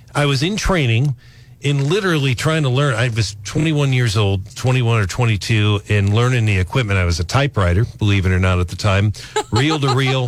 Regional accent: St. Louis, Missouri, United States; now in Columbia, United States; I grew up in St. Louis

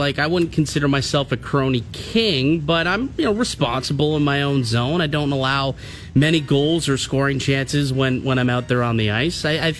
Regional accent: Russia; English is a second language; I'm from Russia, so, like, I didn't play the North American game until I was into my 20s.

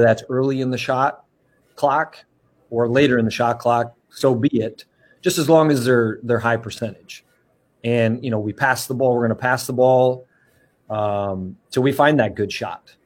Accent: Wisconsin, United States; moved away as an adult; coming back to my home state of Wisconsin

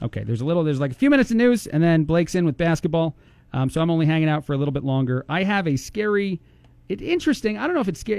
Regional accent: New Jersey, United States; moved away; I am from New Jersey

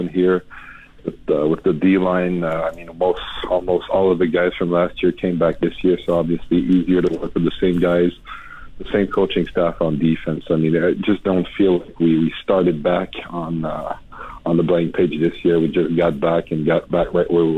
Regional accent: Montreal, Quebec, Canada; accent: a little bit of a French accent; I have a little bit of a French accent back to it, but I grew up in Montreal in a mainly English Italian neighborhood.

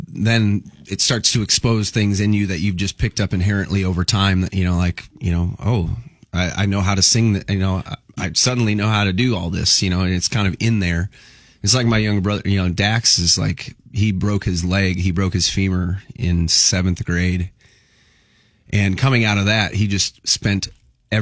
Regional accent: Midwest, United States; I grew up in the Midwest

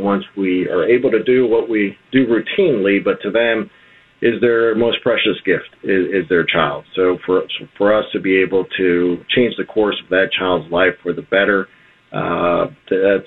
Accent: Miami, Florida, United States; I grew up here in Westchester, right stones throw away from here, off the Coralway and the Palmetto.

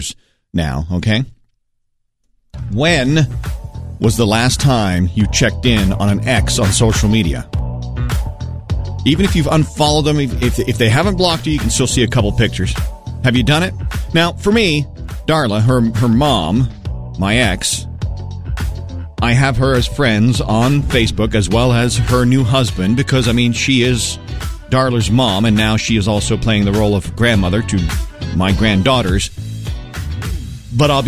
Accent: Maine, United States; moved away; growing up in Maine

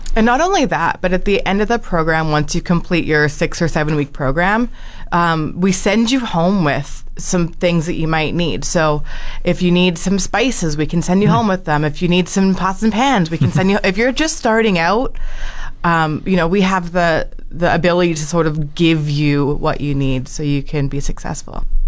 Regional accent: Alberta, Canada; also born or lived in Sylvan Lake, Alberta; now in Fort McMurray, Canada; I moved here in 2020 from uh, Sylvan Lake, Alberta. So I'm Alberta raised, but I've been here for a couple of years now.

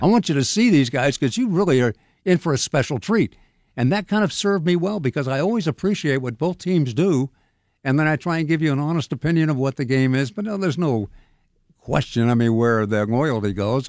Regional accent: Sacramento, California, United States; moved away as an adult; also born or lived in San Diego / Phoenix; now in Pittsburgh, United States; I grew up in Sacramento.

